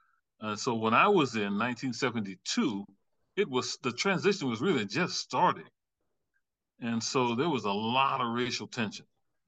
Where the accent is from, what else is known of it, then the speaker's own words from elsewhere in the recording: Louisiana Bayou country, United States; moved away as an adult; now in North Carolina, United States; I grew up in the Bayou country, joined the Navy after high school